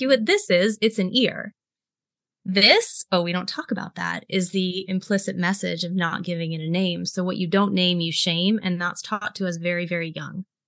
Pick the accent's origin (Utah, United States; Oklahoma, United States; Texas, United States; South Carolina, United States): South Carolina, United States; Greenville; I was raised in South Carolina, which is the buckle of the Bible Belt. I was raised in Greenville, which is home to Bob Jones University.